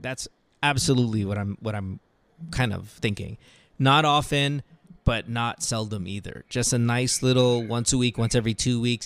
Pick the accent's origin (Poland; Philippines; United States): Philippines; bilang Pinoy